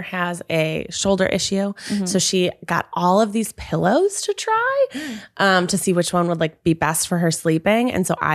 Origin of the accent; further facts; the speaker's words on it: Midwest, United States; I'm like from the Midwest.